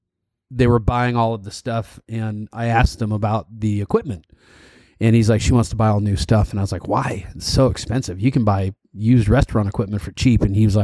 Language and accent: English; Northern California, United States; I am from California, actually.